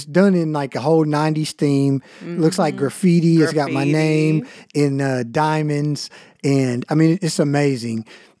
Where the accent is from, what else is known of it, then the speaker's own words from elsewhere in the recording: Ohio, United States; Because I'm from Ohio.